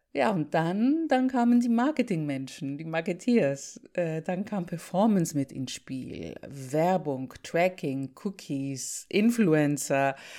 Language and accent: German; Greece; moved away; Ich bin gerade zu Besuch in meinem Heimatland, um die Familie zu sehen